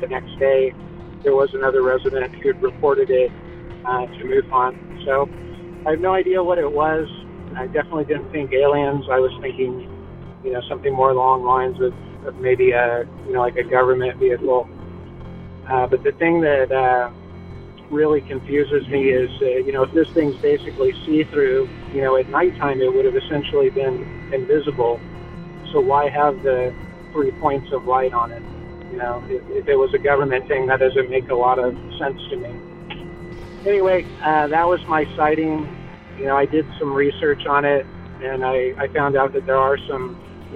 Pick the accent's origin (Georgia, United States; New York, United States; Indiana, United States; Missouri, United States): Indiana, United States; Evansville; I'm from Evansville, Indiana